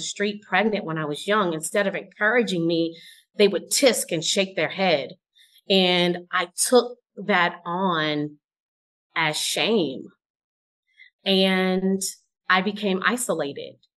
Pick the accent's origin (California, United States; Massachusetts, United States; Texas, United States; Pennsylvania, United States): California, United States; Oakland; I am from Oakland, California